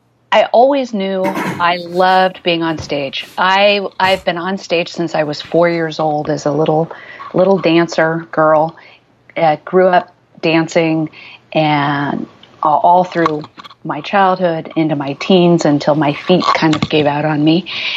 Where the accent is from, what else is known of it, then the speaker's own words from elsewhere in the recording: Midwest, United States; also born or lived in Germany / Nebraska, United States / Illinois, United States; I was born abroad in Germany because my parents were stationed there, and then lived the first 12 years of my life in the Midwest, in Nebraska and southern Illinois